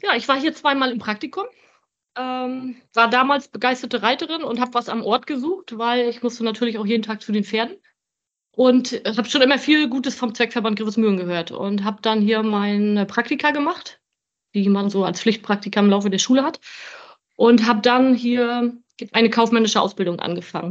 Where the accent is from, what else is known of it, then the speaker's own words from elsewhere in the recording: Grevesmühlen, Mecklenburg-Vorpommern, Germany; ich komme von hier. Ich bin Luftlinie 250 Meter von hier geboren